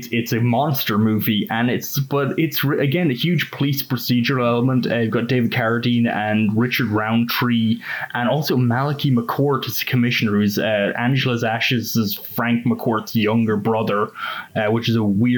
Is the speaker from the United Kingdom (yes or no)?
no; Ireland; moved away; also born or lived in United States; I am like Irish slash American through several layers of paperwork